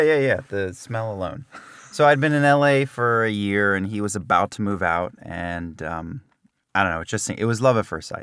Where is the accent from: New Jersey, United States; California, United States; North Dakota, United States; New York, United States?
New Jersey, United States; I'm from New Jersey